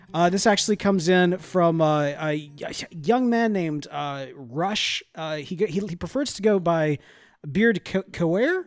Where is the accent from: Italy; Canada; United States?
United States; the South; We're from the South